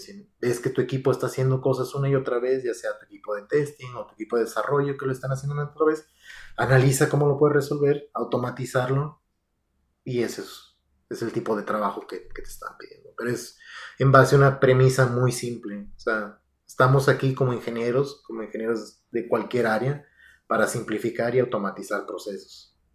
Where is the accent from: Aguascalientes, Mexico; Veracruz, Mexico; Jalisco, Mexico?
Aguascalientes, Mexico; moved away as an adult; now in United States; yo soy de Aguascalientes.